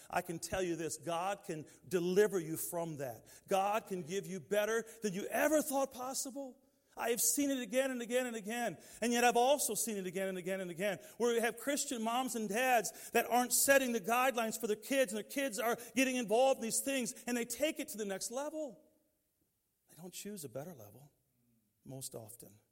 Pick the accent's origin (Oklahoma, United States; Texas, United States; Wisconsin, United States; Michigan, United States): Michigan, United States; Detroit; Growing up in Detroit, we didn't have a lot of choices in that environment where we were